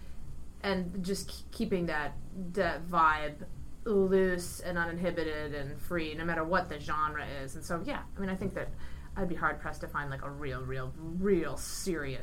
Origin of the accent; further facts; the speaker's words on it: Ohio, United States; I grew up in Ohio